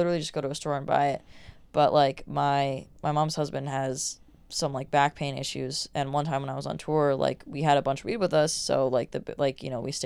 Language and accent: English; Oregon, United States; I'm from Oregon, so I just like grew up around weed all the time